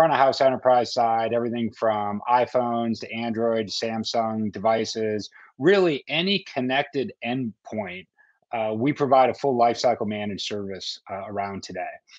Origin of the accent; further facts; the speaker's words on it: Minnesota, United States; now in Austin, United States; being from Austin, Texas myself, having grown up in Minnesota